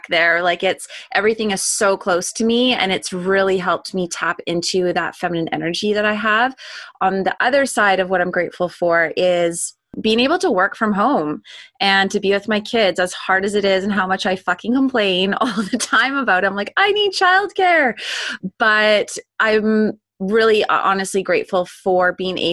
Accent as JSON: {"language": "English", "town": "Langley", "region": "British Columbia", "country": "Canada", "tie": "born or raised there", "said": "I grew up in Canada, in BC, specifically in Langley. That's where I grew up."}